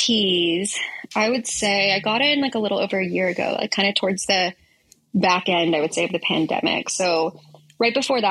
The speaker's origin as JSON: {"language": "English", "region": "Texas", "country": "United States", "said": "because I came from Texas, and I basically was working there and was able to transfer out to California"}